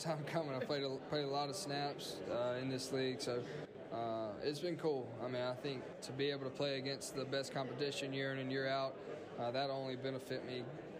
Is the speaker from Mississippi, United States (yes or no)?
yes; Mississippi, United States; You know, that's kind of why I chose Mississippi State, is because I want to stay in state and play for my home state.